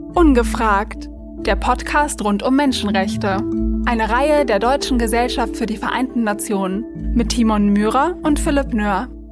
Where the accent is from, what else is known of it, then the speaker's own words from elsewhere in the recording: Austria; ich selber bin Österreicherin